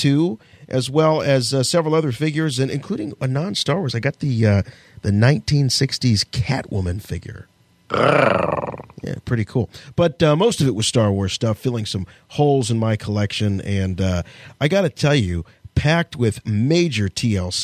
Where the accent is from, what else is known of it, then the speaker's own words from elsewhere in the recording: United States; I'm American